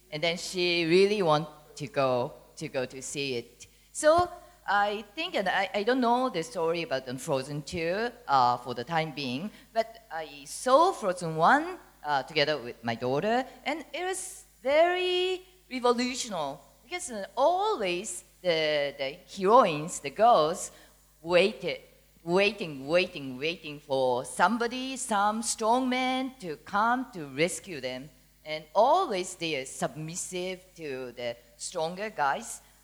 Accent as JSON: {"language": "English", "country": "Singapore", "said": "we are from Singapore, and my daughter is 10 years old."}